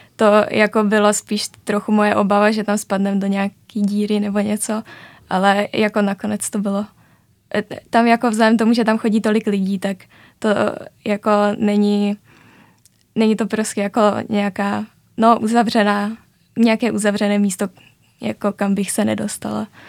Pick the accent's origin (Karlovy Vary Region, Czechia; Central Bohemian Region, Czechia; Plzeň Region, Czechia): Central Bohemian Region, Czechia; Strančice; also born or lived in Říčany; No já jsem právě ze Strančic, což je vesnice, která je dvě stanice vlakem od Říčan, takže já jsem vlastně do Říčan chodila 8 let na gymnázium